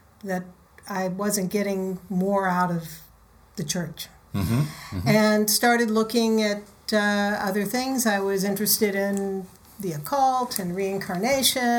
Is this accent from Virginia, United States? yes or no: yes; Richmond, Virginia, United States; moved away; I'm from Richmond, Virginia.